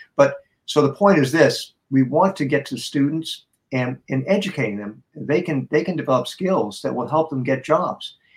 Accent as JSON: {"language": "English", "town": "Boston", "region": "Massachusetts", "country": "United States", "said": "I come from Boston."}